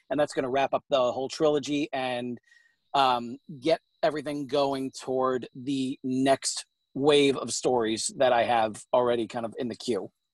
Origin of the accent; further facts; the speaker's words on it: New York, United States; now in St. Louis, United States; I am originally from New York, but I'm uh, currently based out of uh, St. Louis, Missouri